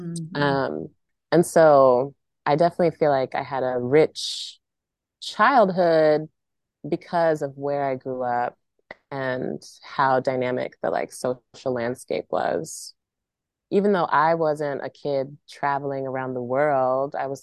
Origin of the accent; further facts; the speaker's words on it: Maryland, United States; moved away as an adult; also born or lived in Central North Carolina Piedmont; now in North Carolina, United States; I grew up in PG in Montgomery County, Maryland